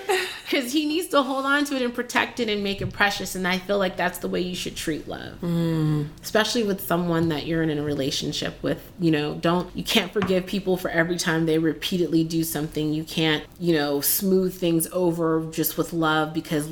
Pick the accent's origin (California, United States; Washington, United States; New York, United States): California, United States; San Francisco; I grew up in San Francisco and I grew up in a town where diversity and inclusivity was just what we were